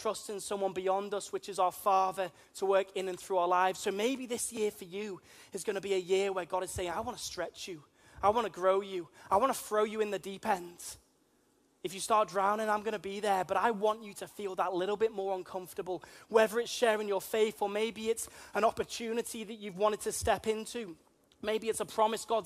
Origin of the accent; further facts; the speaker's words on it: Liverpool, North West England, United Kingdom; accent: plastic Scouser; also born or lived in Wirral; I'm from Liverpool. You may be able to tell that from my strange accents. A lot of people call me a plastic Scouser, because I spent a good portion of my life actually on the Wirral as well